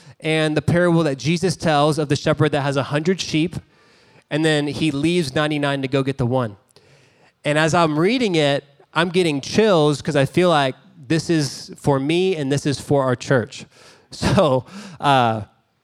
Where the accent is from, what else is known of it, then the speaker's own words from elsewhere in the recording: Dallas, Texas, United States; I grew up in Dallas. I love Dallas.